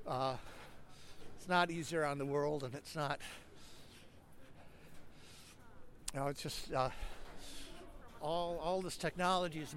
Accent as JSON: {"language": "English", "country": "United States", "said": "as an American, I was the only American in that group"}